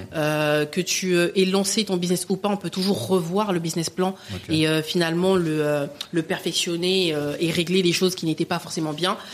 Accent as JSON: {"language": "French", "town": "Le Bourget", "region": "Île-de-France", "country": "France", "tie": "born or raised there", "said": "j'ai vraiment grandi au Bourget, en tout cas dans le 93. Je viens du 93"}